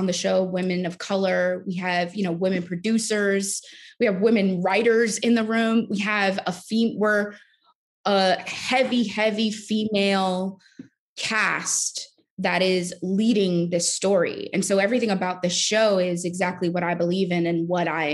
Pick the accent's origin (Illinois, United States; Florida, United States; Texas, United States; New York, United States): New York, United States; New York City; I'm from Brooklyn. I'm from New York